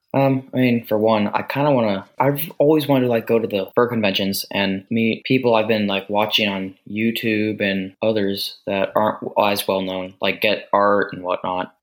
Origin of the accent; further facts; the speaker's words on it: United States; I am from the United States.